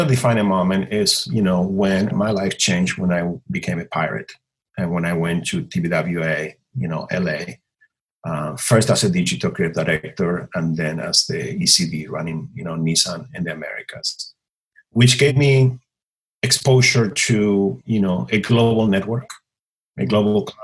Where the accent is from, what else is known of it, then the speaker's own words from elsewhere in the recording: Buenos Aires Province, Argentina; English is a second language; moved away as an adult; now in Los Angeles, United States; I was born and raised in a small town, 2 hours outside of Buenos Aires, you know, in Argentina